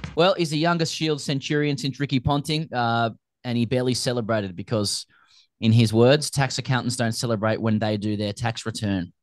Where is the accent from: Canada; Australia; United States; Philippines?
Australia; as an Australian